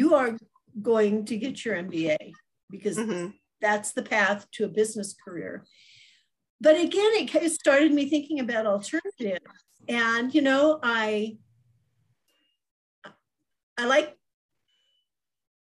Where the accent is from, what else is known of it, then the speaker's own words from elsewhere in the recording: Denver, Colorado, United States; moved away as an adult; also born or lived in Minnesota; I grew up in Denver, Colorado.